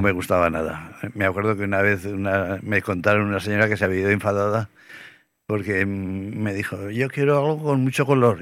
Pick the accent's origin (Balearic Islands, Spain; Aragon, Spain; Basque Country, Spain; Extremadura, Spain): Aragon, Spain; yo tampoco soy así como aragonés de pura cepa